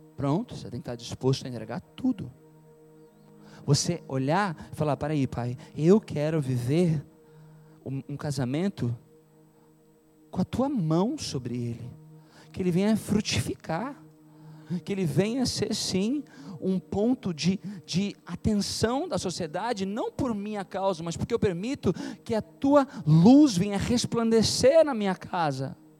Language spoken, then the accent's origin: Portuguese; Tramandaí, Rio Grande do Sul, Brazil; moved away as an adult; also born or lived in Rio de Janeiro; now in São Paulo, Brazil; eu sou daqui de Tramandaí, né? Daqui do litoral gaúcho.